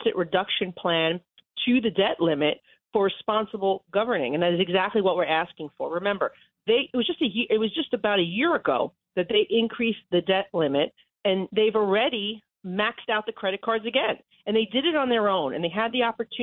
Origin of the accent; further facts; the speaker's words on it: New York, United States; as a New Yorker